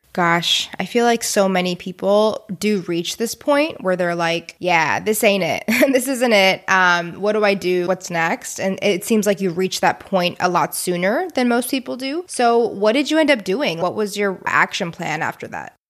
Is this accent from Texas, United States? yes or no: yes; Houston, Texas, United States; We're both from Houston.